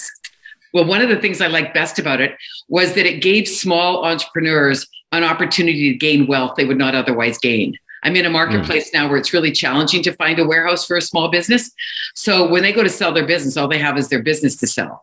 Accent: Kelowna, British Columbia, Canada; also born or lived in Alberta; I'm from Kelowna, British Columbia, Canada. But I started my real estate career in Alberta

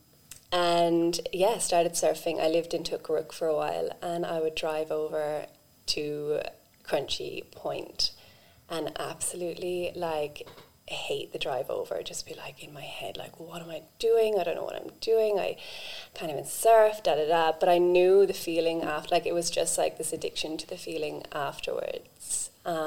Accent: Ireland; now in Australia; I grew up in Ireland on a farm

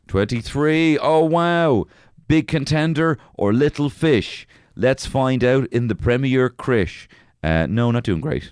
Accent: Ireland; with the Irish sensibility we have

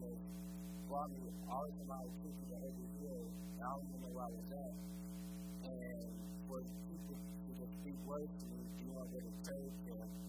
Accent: Chicago, Illinois, United States; But I'm from Chicago, so I went and go play basketball.

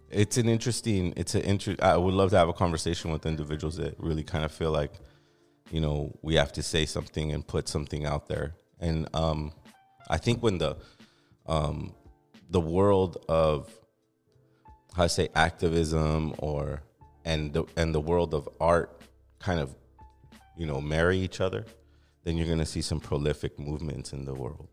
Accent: Los Angeles, California, United States; I'm an artist from Los Angeles for over twenty-five years

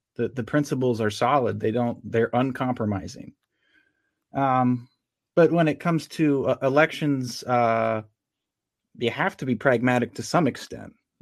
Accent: York, Pennsylvania, United States; moved away as an adult; now in Aspers, United States; I was from York, and we moved west to Adams County, to a town called Aspers

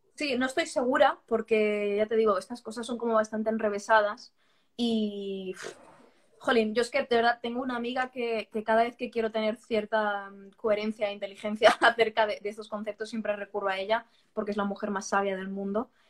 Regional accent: Barcelona, Catalonia, Spain; now in Valencia, Spain; Yo, yo, soy valenciana de adopción. O sea, yo nací en Barcelona.

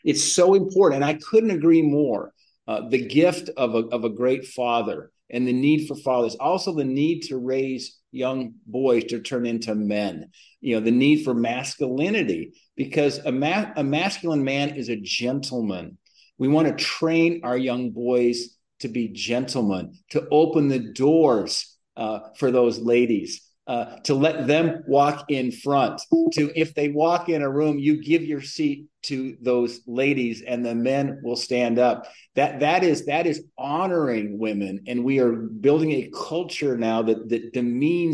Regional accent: Bozeman, Montana, United States; my hometown of Bozeman, Montana, where I went to kindergarten through college

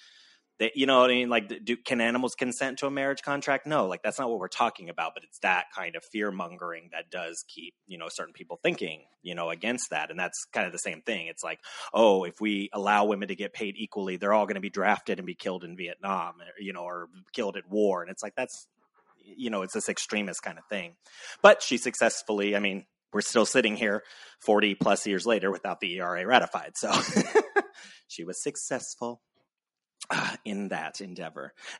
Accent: New Jersey, United States; I'm from New Jersey and I'm proud of it.

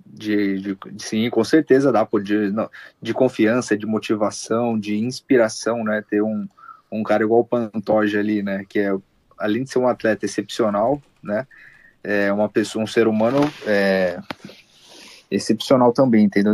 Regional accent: Brazil; now in United States; Como eu sou brasileiro

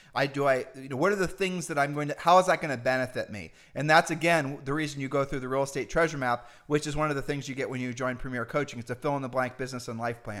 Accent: Ohio, United States; We're humble people from Ohio

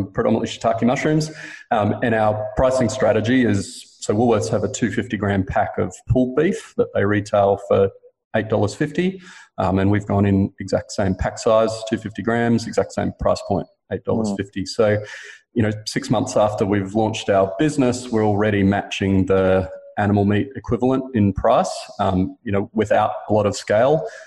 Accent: Queensland, Australia; I grew up in Queensland eating steak and beef mince almost every night for dinner.

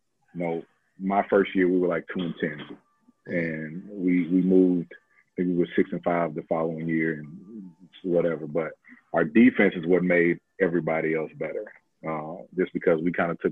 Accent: Texas, United States; moved away; I'm from Texas

